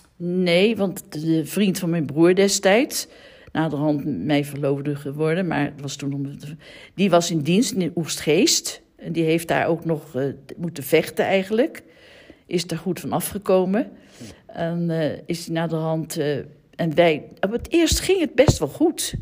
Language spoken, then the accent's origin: Dutch; The Hague, South Holland, Netherlands; Ik ben geboren in de Eemstraat in Den Haag.